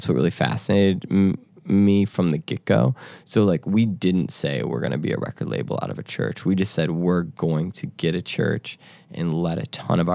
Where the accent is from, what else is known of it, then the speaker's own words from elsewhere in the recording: Chicago, Illinois, United States; moved away; also born or lived in Detroit; I grew up in Chicago around like the Chance the Rapper world.